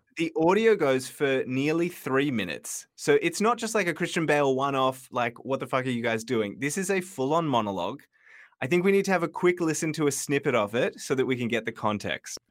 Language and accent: English; Sydney, New South Wales, Australia; I grew up in Marubra